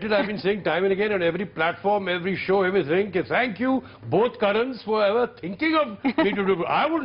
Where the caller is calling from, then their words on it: Chandigarh, India; Hello, sir. … I'm from Chandigarh.